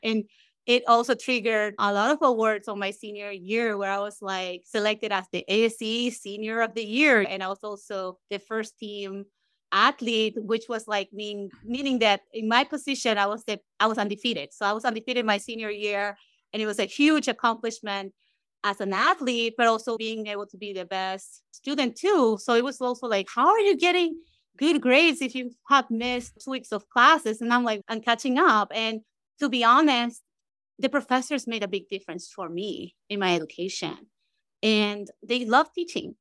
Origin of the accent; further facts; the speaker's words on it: Caracas, Capital District, Venezuela; moved away as an adult; now in United States; growing up in Venezuela, right, and, and trying to even find a court that is empty in Caracas